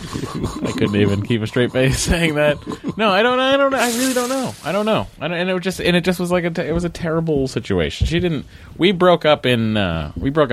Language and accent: English; Massachusetts, United States; being from Massachusetts. Growing up in a specific time period that we grew up in, being Catholic.